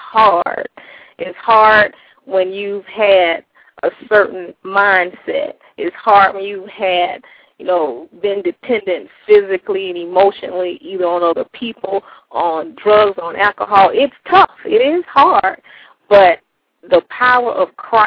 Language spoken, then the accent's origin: English; South Florida, United States; I grew up in South Florida, lived with my mom.